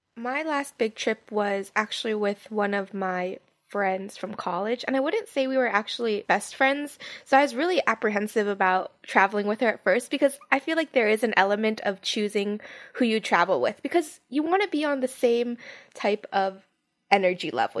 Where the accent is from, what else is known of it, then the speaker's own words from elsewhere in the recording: Hawaii, United States; I was from Hawaii